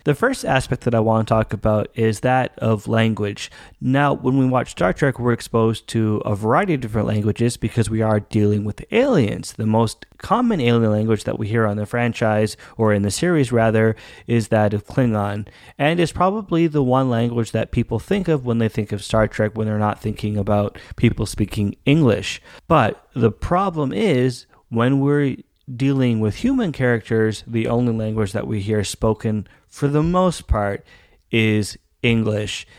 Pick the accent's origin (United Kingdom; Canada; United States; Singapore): Canada; I am Canadian